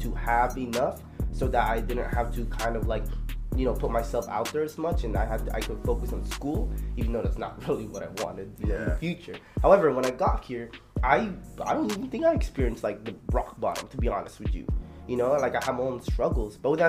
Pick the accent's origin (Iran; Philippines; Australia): Philippines; now in United States; born in the Philippines.